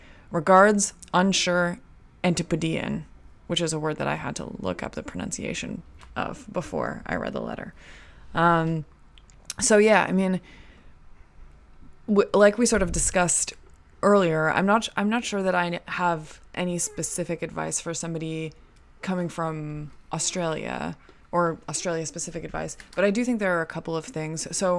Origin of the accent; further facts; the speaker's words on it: Canada; like, growing up in Canada, like, the idea of saying y'all was, like, we would make fun of that, you know?